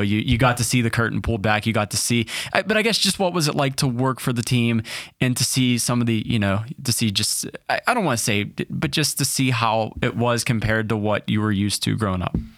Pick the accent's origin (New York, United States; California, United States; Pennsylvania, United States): Pennsylvania, United States; Pittsburgh; born or raised there